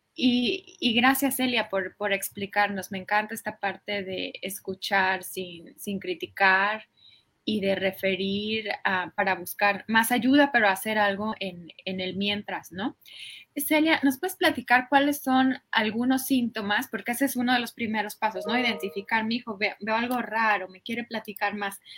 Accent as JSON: {"language": "Spanish", "country": "Mexico", "tie": "born or raised there", "moved": "as an adult", "lives_now": "United States", "said": "yo crecí en México"}